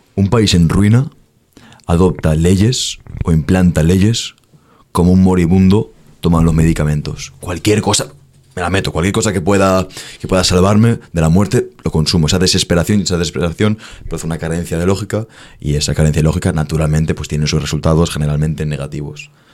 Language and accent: Spanish; Spain; en España no nos respetamos